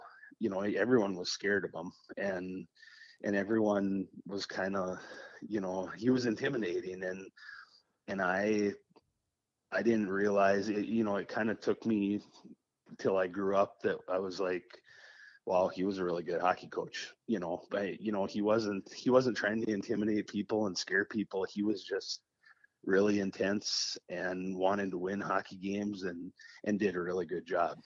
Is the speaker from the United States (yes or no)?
yes; Warroad, Minnesota, United States; moved away; I was coming from War Road in a very structured system